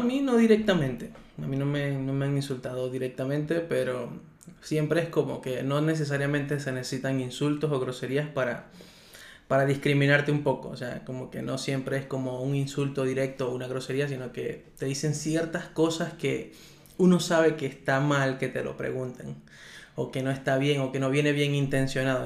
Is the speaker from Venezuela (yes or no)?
yes; Venezuela; now in Chía, Colombia; yo soy un venezolano igual que todos